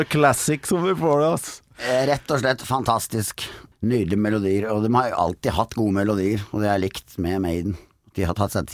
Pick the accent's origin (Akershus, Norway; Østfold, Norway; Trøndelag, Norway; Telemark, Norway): Trøndelag, Norway; Kolvereid; heimbygda mi, Kolvereid?